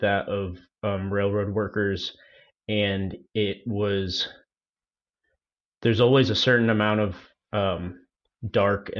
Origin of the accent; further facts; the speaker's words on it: Worcester, Massachusetts, United States; I'm from Worcester, Massachusetts